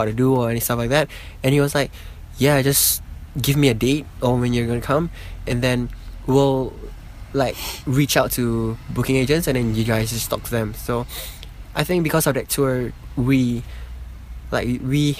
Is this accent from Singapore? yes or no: yes; Singapore; we are from Singapore, that's hardcore bands from Singapore